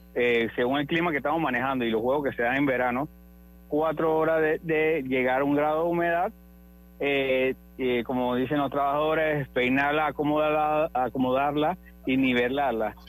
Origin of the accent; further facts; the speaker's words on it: Panama; Todos tenemos como panameños